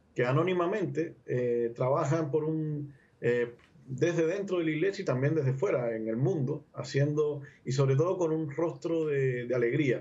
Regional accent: Havana, Cuba; now in Concepción, Chile; nací en La Habana, en Cuba. Eh, ya, bueno, en el 1976

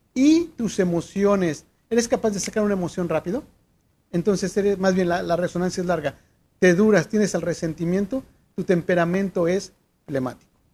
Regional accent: Mexico; soy mexicano

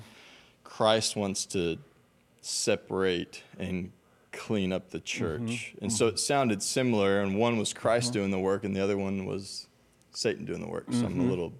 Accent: Bay City, Texas, United States; Bay City, Texas, down by Houston.

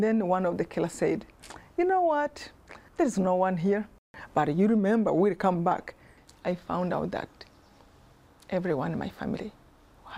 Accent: Rwanda; I was born in Rwanda

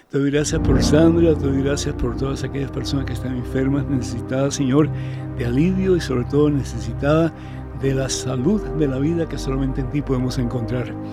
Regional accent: Venezuela; Soy venezolana, pero sin embargo no me gusta ese nombre para Mamá María.

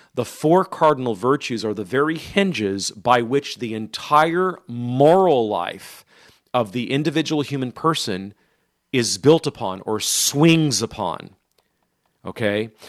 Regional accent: Modesto, California, United States; moved away; my hometown of Modesto

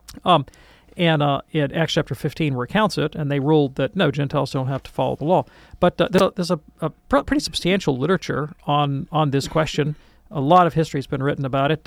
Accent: Birmingham, Alabama, United States; I grew up in Birmingham, Alabama

